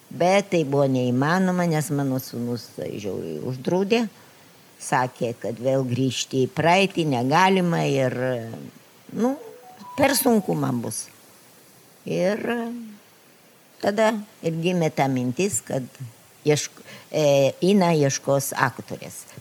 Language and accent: Lithuanian; Lithuania; moved away as an adult; now in Israel; bet aš esu iš Lietuvos, kuri yra okupuota.